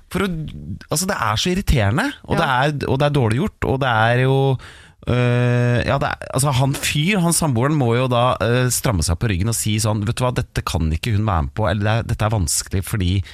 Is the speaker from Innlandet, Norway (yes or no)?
yes; Hamar, Innlandet, Norway; jeg er jo fra Hamar